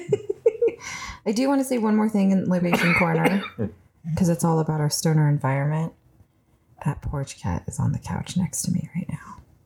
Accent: California, United States; now in Colorado, United States; I'm from California

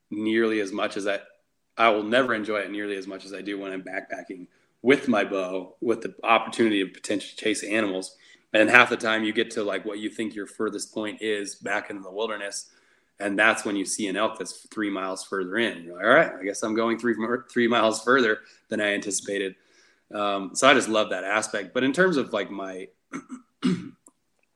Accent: Nevada, United States; I'm born and raised in Nevada. I've lived here 31 years now

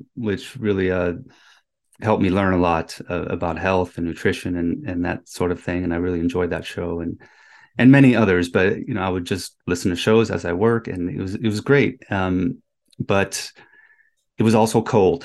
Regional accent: Germany; moved away; I was born in Germany

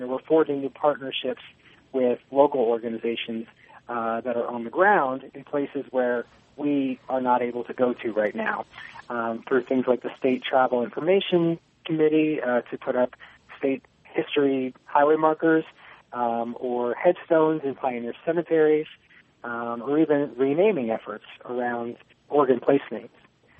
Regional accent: Virginia, United States; moved away as an adult; also born or lived in Seattle, Washington; now in Oregon, United States; I am originally from Virginia, but after getting my degree, I moved out west and pursued a master's degree at the University of Washington, Seattle.

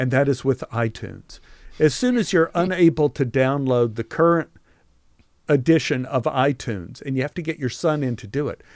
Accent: Texas, United States; growing up in Texas

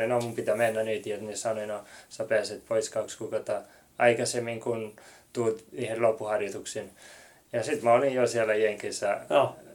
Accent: Finland; Ja mä tulin Suomesta ja ja se, se varmasti oli se eka ja sitten mä en puhunut englantia.

